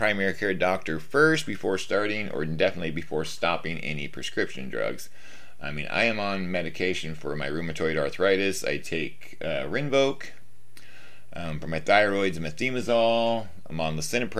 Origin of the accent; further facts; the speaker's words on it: Washington, United States; I am from Washington State, up in the northwest corner, the great Pacific Northwest